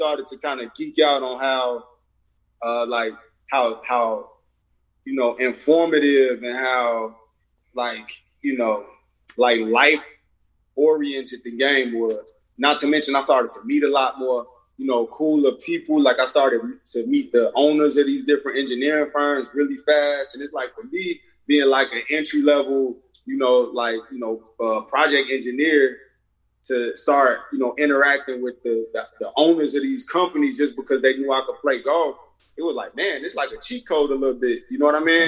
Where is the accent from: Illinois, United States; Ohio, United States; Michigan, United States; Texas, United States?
Illinois, United States; Chicago; moved away as an adult; also born or lived in Los Angeles; I'm from Chicago.